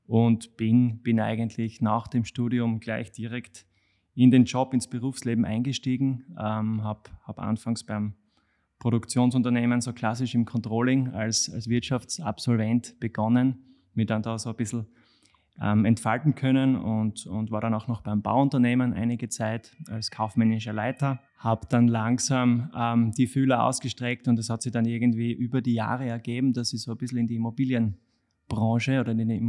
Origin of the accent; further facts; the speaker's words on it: Leibnitz, Styria, Austria; moved away as an adult; now in Graz, Austria; bin 32 Jahre alt, ähm, komme ursprünglich aus, aus Leibniz, aus der Südsteiermark.